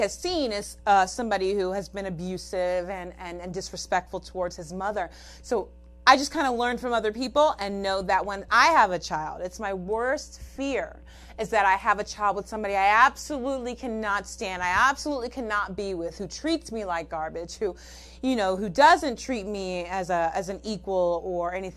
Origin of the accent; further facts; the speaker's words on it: California, United States; I'm from California